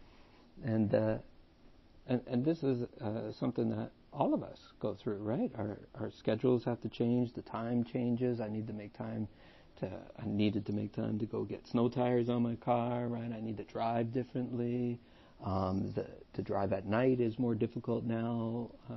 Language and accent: English; Canada; now in Vaughan, Canada; So we're Canadian, for all those people listening to the podcast. We're in Canada, Toronto, technically right now in Vaughan